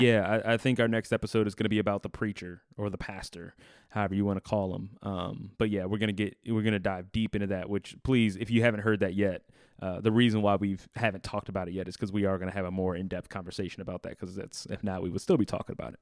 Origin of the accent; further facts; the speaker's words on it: New Orleans, Louisiana, United States; I grew up in New Orleans